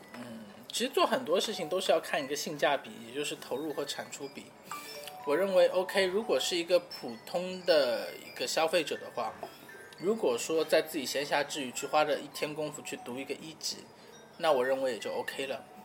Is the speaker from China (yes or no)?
yes; China; 我们中国人